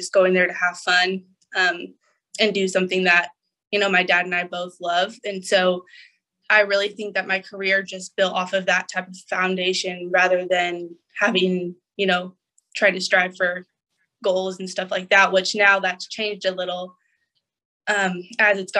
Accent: California, United States; moved away as an adult; also born or lived in North Carolina; now in Indianapolis, United States; We're originally from California, and my parents are still located out there

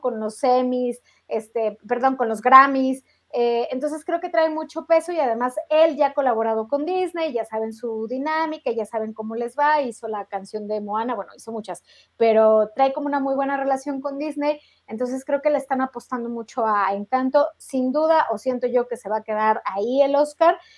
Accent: Mexico; nosotros mexicanos teníamos esperanza

